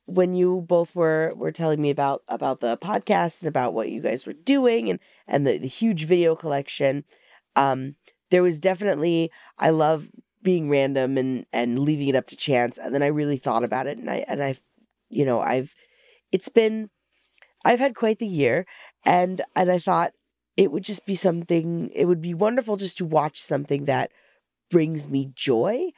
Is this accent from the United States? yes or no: yes; Alaska, United States; moved away; I'm originally from Alaska